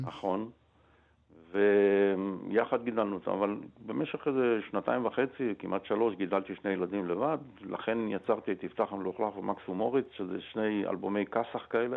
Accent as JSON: {"language": "Hebrew", "country": "Israel", "tie": "born or raised there", "said": "אני גדלתי בשנות החמישים ו... אה, לתוך אה, צבריות, מה שנקרא. הכל היה ישראלי"}